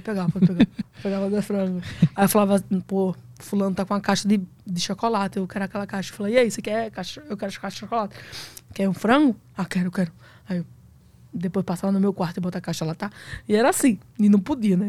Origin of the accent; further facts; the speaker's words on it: Northeast Region, Brazil; eu sou nordestino